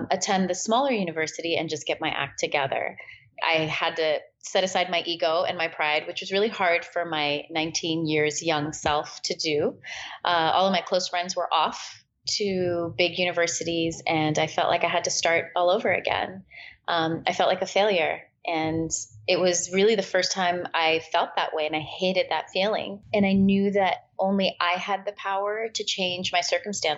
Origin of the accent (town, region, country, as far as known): California, United States; born or raised there; also born or lived in Peshawar, Pakistan